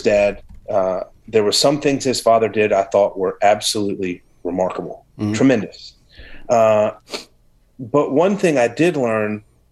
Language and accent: English; the South, United States; I grew up in the South